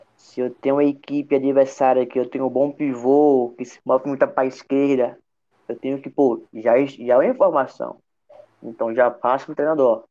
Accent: Sergipe, Brazil; como sergipano

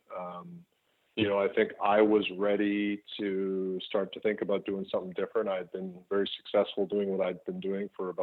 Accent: Winnipeg, Manitoba, Canada; in my hometown of Winnipeg

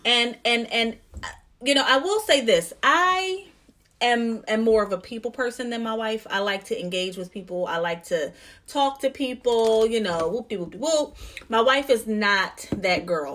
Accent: New Jersey, United States; now in Philadelphia, United States; I'm from Jersey. I'm from the suburbs

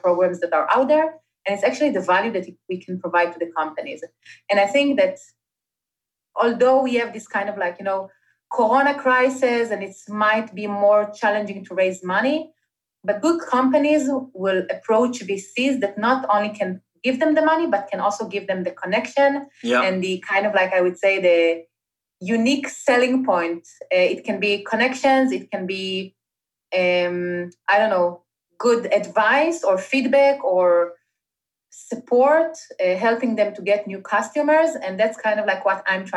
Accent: Israel; moved away as an adult; I'm originally Israeli, was born and raised in Israel

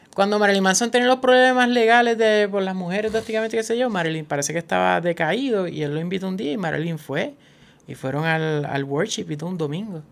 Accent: Puerto Rico; Nosotros somos un, territorio estadounidense que recibe menos dinero, pues un territorio oficial

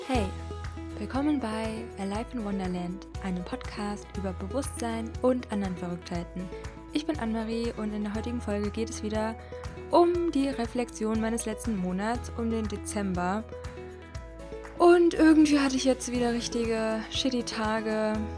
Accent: Hesse, Germany; moved away; also born or lived in Leipzig; nach Hessen gefahren, wo ich herkomme und wo meine Mutter wohnt und die Familie

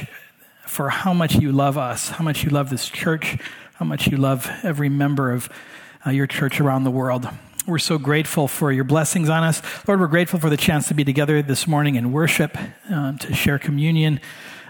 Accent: Hawaii, United States; moved away; also born or lived in Michigan; I grew up in Hawaii, so in my neighborhood, part of fitting in, especially if you're a white boy like me, is you speak pidgin.

